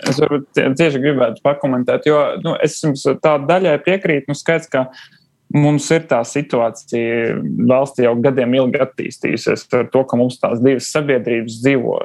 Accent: Riga, Latvia; also born or lived in Krāslava, Latvia; es nāku no Krasnodas. Mana liela, ja ne lielākā daļa no ģimenes tur ir dzimusi un, un arī joprojām dzīvo. Bet nu, pats es mācījos jau skolā Rīgā

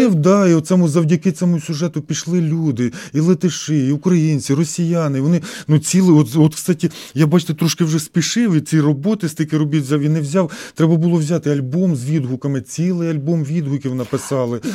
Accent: Hnativtsi, Khmelnytskyi Oblast, Ukraine; moved away as an adult; also born or lived in Saint Petersburg, Russia; now in Riga, Latvia; Я народився в Гнатівці, це Хмельницька область, Хмельницький район.

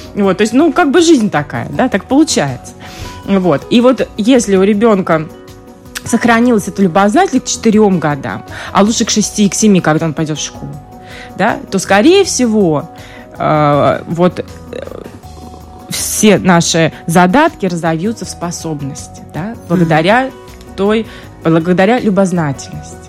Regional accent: Russia; moved away; я поскольку вот из России, я оттуда

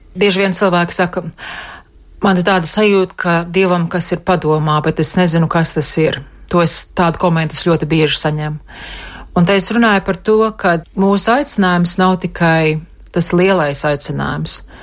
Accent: Bukaiši, Latvia; born or raised there; moved away as an adult; now in United States

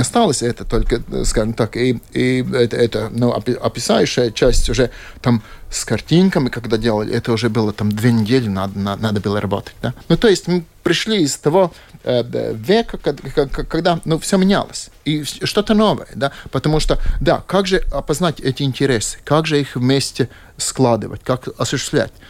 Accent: Latvia; Russian is a second language; also born or lived in Latgale / Kurzeme / Riga area; я типичный латыш. То есть, э, одна часть меня из Латгалии, Балвы

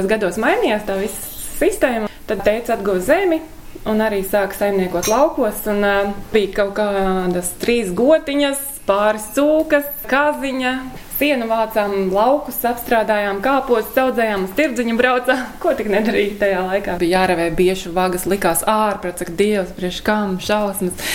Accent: Ragana, Vidzeme, Latvia; Saruna laikam kaut kā tā iegrozījās par to, ka esmu no Raganas

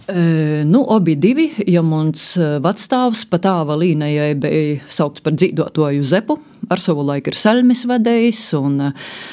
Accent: Varakļāni, Latgale, Latvia; Esmu dzimusi eh, Varakļonos, un visa mana bērnība ir aizvadīta eh, vēl mazliet vairāk uz eh, Murmastīnas pusi

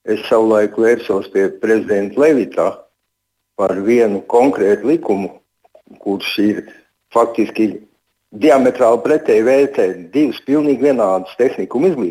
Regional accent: Jūrmala, Latvia; Labdien, godētā māra! Es esmu jūrmalnieks

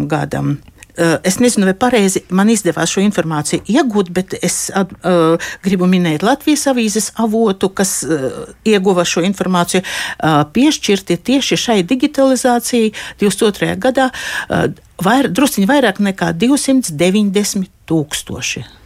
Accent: Aglona, Latgale, Latvia; es pati esmu dzimusi Aglonā

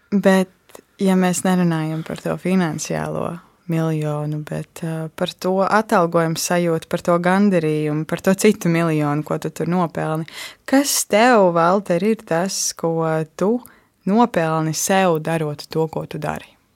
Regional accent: Latvia; Es pati esmu uzaugusi ārpus Rīgas. Um, man deklarētā dzīvesvieta tiešām ir dziļos laukos.

